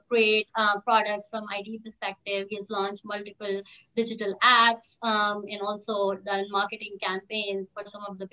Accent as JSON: {"language": "English", "country": "India", "tie": "born or raised there", "moved": "as an adult", "lives_now": "United States", "said": "I was born and brought up in India with my mom, dad, my brother, my grandparents, and also my dog, Kali"}